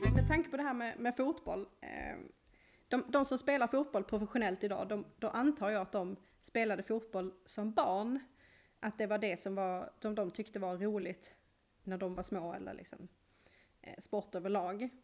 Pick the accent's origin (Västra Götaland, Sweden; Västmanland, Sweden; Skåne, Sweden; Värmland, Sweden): Skåne, Sweden; Malmö; jag är ju från Malmö och där badar vi i havet